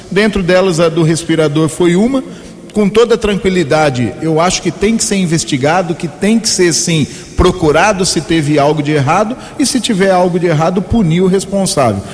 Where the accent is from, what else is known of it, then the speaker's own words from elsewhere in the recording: Americana, São Paulo, Brazil; Nós viemos do Cordenúncio, bairro que eu nasci, que eu cresci